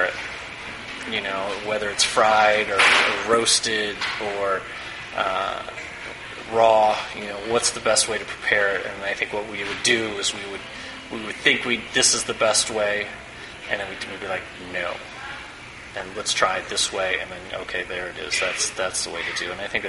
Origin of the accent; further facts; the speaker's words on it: Evanston, Illinois, United States; also born or lived in San Francisco; now in Chicago, United States; I grew up in Evanston